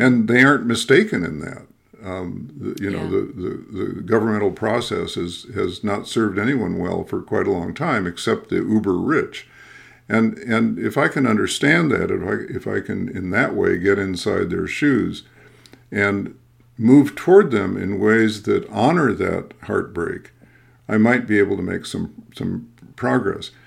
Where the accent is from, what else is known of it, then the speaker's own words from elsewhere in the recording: Midwest, United States; I'm a Midwesterner too, uh, who's you know who was formed or deformed in the culture of nice